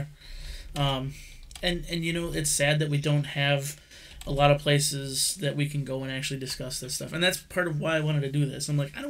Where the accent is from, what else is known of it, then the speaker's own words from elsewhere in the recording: Wisconsin, United States; I'm from Wisconsin